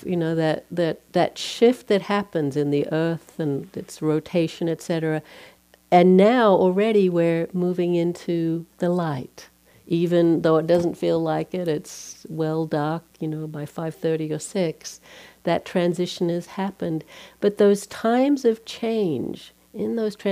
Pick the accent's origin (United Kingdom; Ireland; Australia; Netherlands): Australia; moved away; I'm from Australia. When we celebrate Christmas, it's the middle of summer